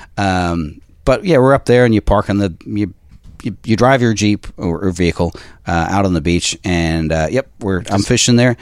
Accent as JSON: {"language": "English", "country": "South Africa", "tie": "born or raised there", "also_born_or_lived": "Australia / Ireland", "moved": "yes", "said": "I'm Irish, um, but I grew up in South Africa"}